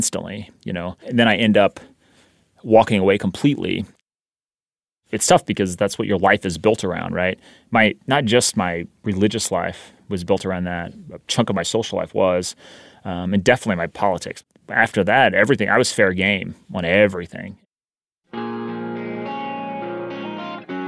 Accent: near Joplin, Missouri, United States; I grew up near Joplin, Missouri, and I grew up very religious

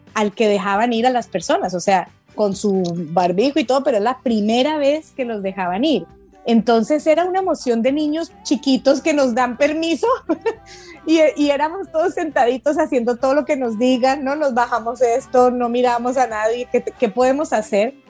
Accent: Colombia; que no tenemos en Colombia

